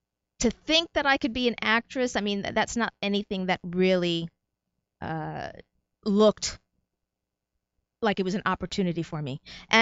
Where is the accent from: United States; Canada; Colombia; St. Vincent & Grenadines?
United States; New Jersey; also born or lived in New York / Puerto Rico; Actually, I was not born in Puerto Rico, but my parents were. I was born in New York. So New York born, New Jersey raised, 2 years in Puerto Rico.